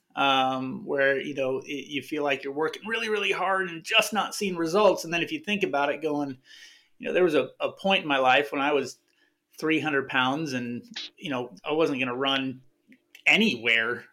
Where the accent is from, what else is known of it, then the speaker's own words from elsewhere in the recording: Arizona, United States; I'm from Arizona